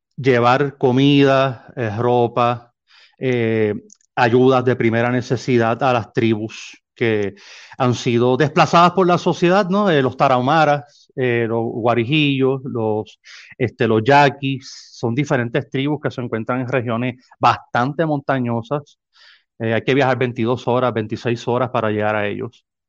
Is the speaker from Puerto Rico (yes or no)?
yes; San Juan, Puerto Rico; moved away as an adult; now in Nogales, Mexico; soy natal de San Juan, Puerto